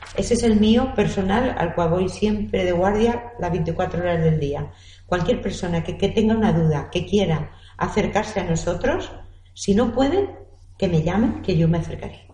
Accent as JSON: {"language": "Spanish", "region": "Castilla-La Mancha", "country": "Spain", "moved": "yes", "lives_now": "Elche, Spain", "said": "yo soy manchega. Vine en aquella época"}